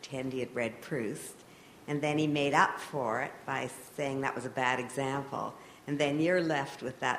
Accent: Toronto, Ontario, Canada; I'm from Toronto, and we come here every year

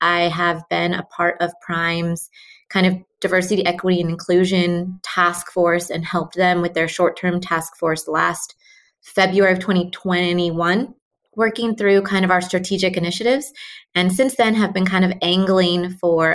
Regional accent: Pacific Northwest, United States; moved away as an adult; also born or lived in New Mexico / Seattle area; I am from the Pacific Northwest, but I moved to New Mexico in 2012

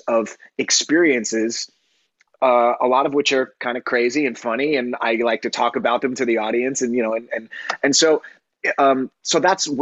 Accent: New York City, New York, United States; also born or lived in Long Island; I was living in New York City where I grew up and here on Long Island, I grew up too.

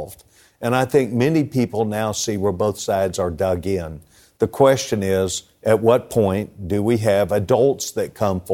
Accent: Texas, United States; as a Texan

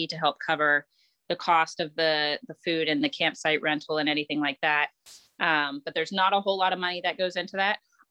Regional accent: Santa Clara County, California, United States; now in Raleigh-Durham, United States; I started Girl Scouts in Santa Clara County Council, which I believe now is Girl Scouts of Northern California

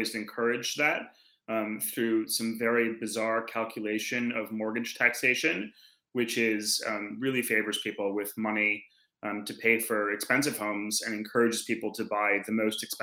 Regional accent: Boulder, Colorado, United States; moved away as an adult; also born or lived in Providence, Rhode Island; now in Melbourne, Australia; I spent most of my childhood in Boulder, Colorado

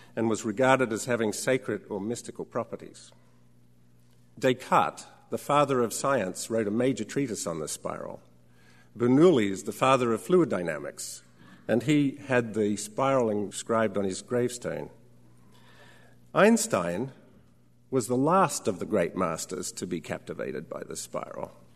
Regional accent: Australia; When I was a child growing up in Australia

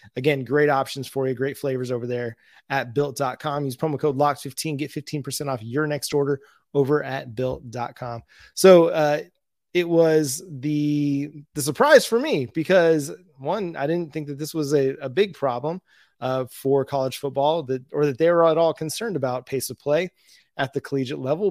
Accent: Tahlequah, Oklahoma, United States; my hometown

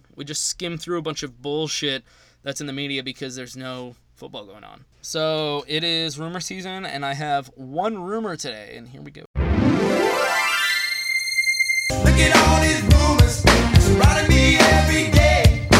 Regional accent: Texas, United States; So a buddy I grew up with here outside Austin is my construction source

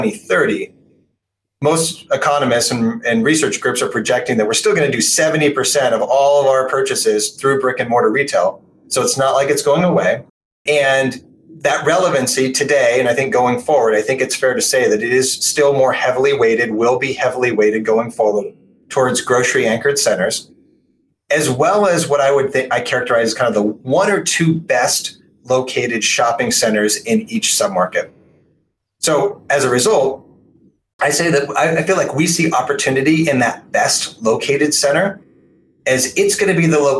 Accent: Portland, Oregon, United States; my hometown of Portland, Oregon

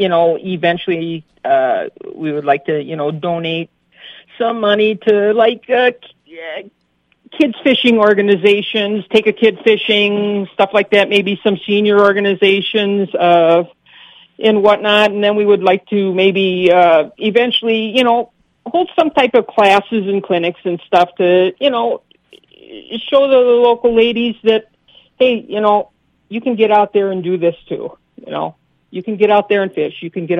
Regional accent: Illinois, United States; accent: Chicago; I moved up here from Illinois in 1991.

